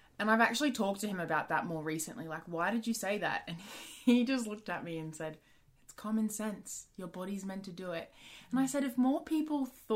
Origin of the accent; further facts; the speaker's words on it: Australia; I'm Australian.